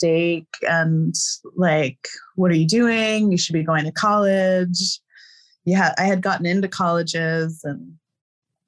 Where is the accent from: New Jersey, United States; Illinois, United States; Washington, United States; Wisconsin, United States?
New Jersey, United States; moved away as an adult; now in Nepal; I'm from New Jersey